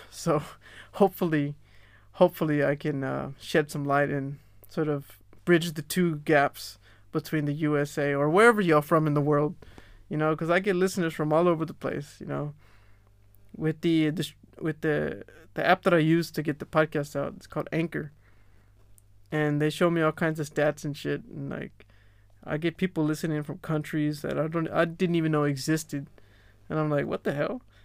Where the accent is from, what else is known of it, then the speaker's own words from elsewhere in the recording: Texas, United States; now in Melbourne, Australia; I'm from Texas, you know, we're Tejanos down there.